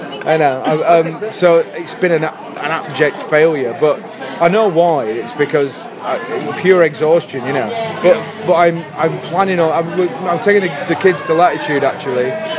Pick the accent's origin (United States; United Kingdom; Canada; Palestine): United Kingdom; Southampton, South East England; We're from Southampton